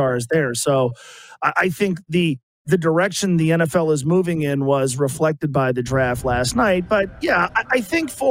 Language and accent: English; Cincinnati, Ohio, United States; my beloved Bengals, my hometown team